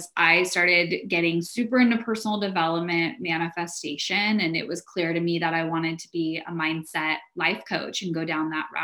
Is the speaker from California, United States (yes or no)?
yes; San Diego, California, United States; now in Orange County, United States; I grew up in San Diego.